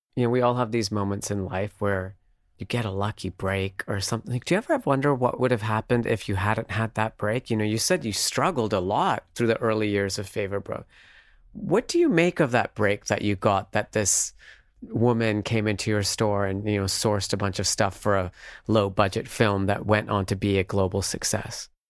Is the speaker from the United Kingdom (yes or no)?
no; Canada; growing up in Canada at the time